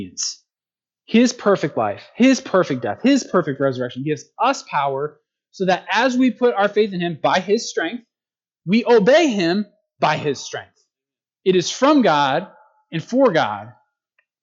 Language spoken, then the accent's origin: English; United States; as Americans